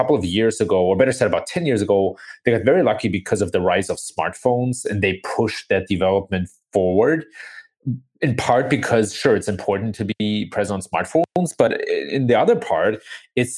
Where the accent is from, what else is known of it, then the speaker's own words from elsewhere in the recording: Germany; moved away as an adult; now in United States; I was born and raised in Germany, the son of an American father and of a German mother